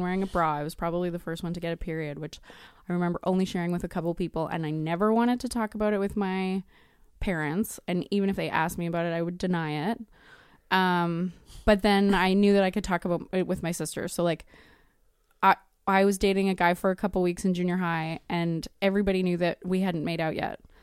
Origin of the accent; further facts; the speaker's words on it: Edmonton, Alberta, Canada; moved away as an adult; now in Vancouver, Canada; I'm originally from Edmonton, but I moved to Vancouver for film school, and I've been there thirteen years.